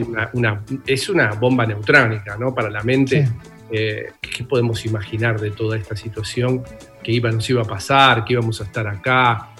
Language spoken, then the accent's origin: Spanish; Bernal, Buenos Aires Province, Argentina; nací en una familia de clase media, en un barrio de Bernal, divino, crié en un lugar hermoso